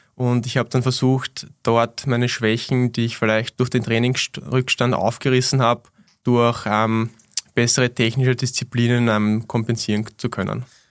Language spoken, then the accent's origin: German; Wiener Neustadt, Lower Austria, Austria; in meinem Heimatort Wiener Neustadt